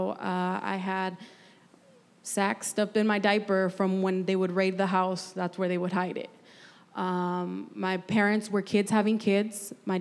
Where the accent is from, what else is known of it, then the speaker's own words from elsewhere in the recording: Santa Barbara, California, United States; also born or lived in Bakersfield; I was born and raised in Santa Barbara, or I could say that's just the longest area code I lived in.